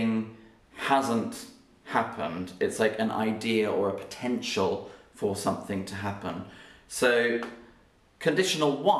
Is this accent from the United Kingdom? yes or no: yes; United Kingdom; me as a Brit, I say a herb